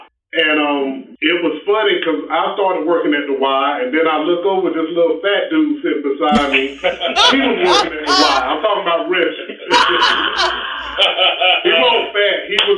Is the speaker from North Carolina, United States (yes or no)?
yes; Laurinburg, North Carolina, United States; moved away as an adult; now in Winston-Salem, United States; I'm originally from Laurinburg, a little dot on the map here in the state.